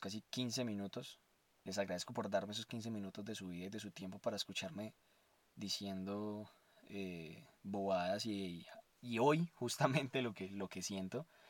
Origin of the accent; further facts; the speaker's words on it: Armenia, Quindío, Colombia; moved away; also born or lived in Bogotá; quería irme de Bogotá a mi, a mi pueblo natal, en Armenia Quindío